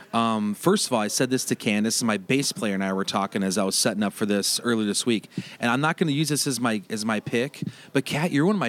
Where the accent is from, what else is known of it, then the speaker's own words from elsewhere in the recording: Turtle Lake, Wisconsin, United States; I'm from Turtle Lake, Wisconsin.